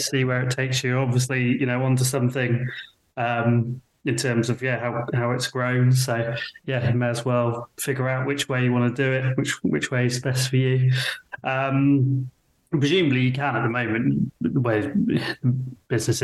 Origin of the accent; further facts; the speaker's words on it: Stratford, United Kingdom; also born or lived in London; I grew up in Stratford, moved to London, and then moved back